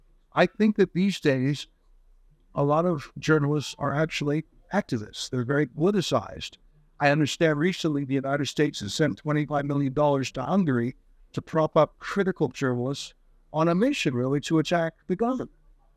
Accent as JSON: {"language": "English", "country": "Canada", "said": "I'm from Canada."}